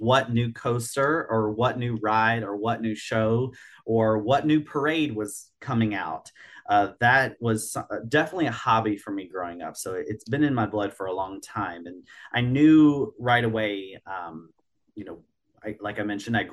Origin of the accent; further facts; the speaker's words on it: Virginia, United States; I grew up in Virginia, not far from Busch Gardens, Williamsburg